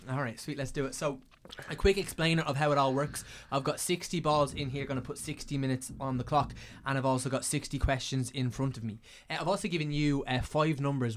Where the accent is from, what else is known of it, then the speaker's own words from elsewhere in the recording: County Meath, Leinster, Ireland; moved away as an adult; now in Dublin, Ireland; I'm from County Meath